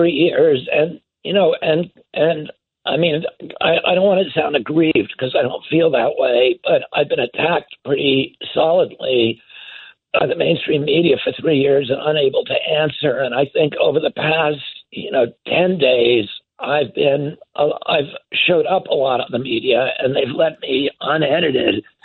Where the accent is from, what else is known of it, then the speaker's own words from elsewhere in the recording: United States; growing up in the United States of America in the 1960s and 70s